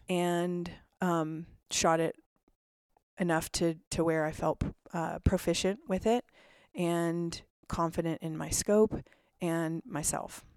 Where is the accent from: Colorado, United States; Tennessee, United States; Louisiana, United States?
Colorado, United States; Vail; now in Salt Lake City, United States; I grew up in a lot of snow. So I grew up in Vail, Colorado